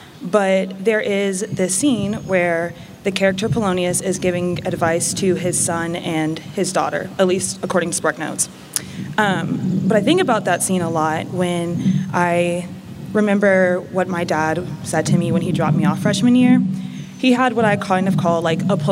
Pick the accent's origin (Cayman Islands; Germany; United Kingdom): Cayman Islands; moved away; also born or lived in North Carolina, United States / Washington, D.C., United States; I was born in North Carolina. I grew up on a small island in the Caribbean called Grand Cayman